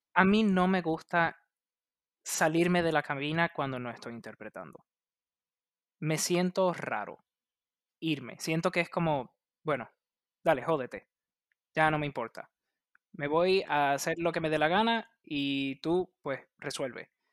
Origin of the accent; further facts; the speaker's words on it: Puerto Rico; yo soy de Puerto Rico